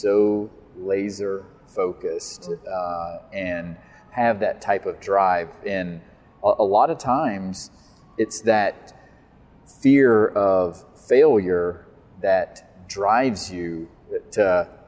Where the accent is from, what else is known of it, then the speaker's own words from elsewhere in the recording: Atlanta, Georgia, United States; I'm from the Atlanta area